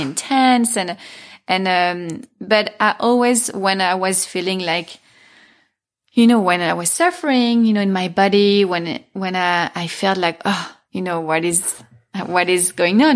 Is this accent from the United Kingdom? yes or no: no; Paris, Île-de-France, France; moved away as an adult; also born or lived in Milan; now in Los Angeles, United States; I was born in Paris. I grew up there.